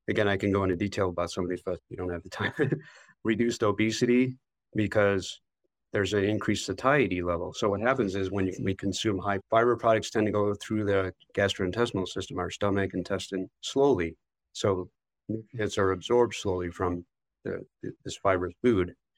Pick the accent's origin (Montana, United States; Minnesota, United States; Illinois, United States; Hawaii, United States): Illinois, United States; Chicago; also born or lived in Wisconsin; I grew up in the Chicago area, I still live in the Chicago area